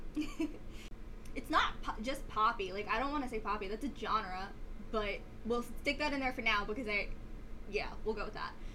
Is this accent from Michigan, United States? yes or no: no; New York City, New York, United States; I'm from Staten Island, so I am part of the city